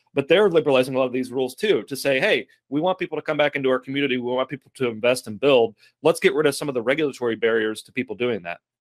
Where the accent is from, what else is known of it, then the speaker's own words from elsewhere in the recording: Lexington, Kentucky, United States; I'm from Lexington, Kentucky